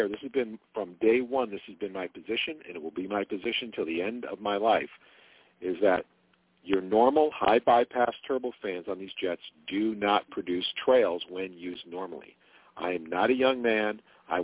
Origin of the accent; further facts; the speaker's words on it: Jamestown, New York, United States; moved away as an adult; in Jamestown, New York, which is where I lived at the time, that's where I was born